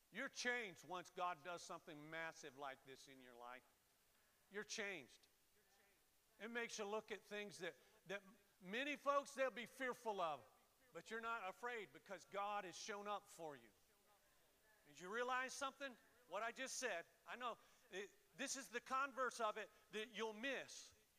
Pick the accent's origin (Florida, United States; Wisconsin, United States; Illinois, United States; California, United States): Florida, United States; moved away; I grew up in Florida and worked on a ranch